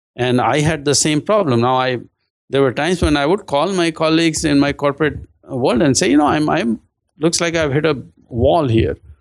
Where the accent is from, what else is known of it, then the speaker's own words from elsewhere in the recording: India; moved away; I'm originally from India